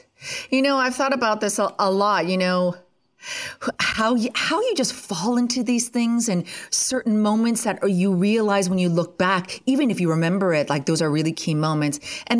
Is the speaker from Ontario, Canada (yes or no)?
yes; Ontario, Canada; I was born and raised right near Ottawa, Canada. And that is the capital of Canada.